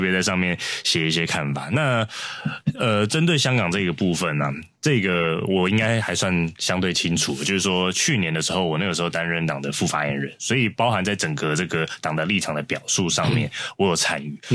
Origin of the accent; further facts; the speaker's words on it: Taiwan; 我生在台湾，长在台湾